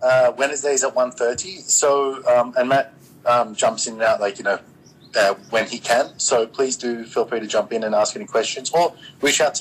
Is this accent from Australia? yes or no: yes; Australia; I'm Australian